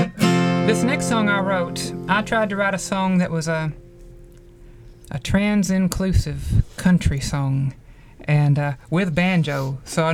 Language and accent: English; Appalachia, United States; now in Johnson City, United States; coming of age as a queer person in Appalachia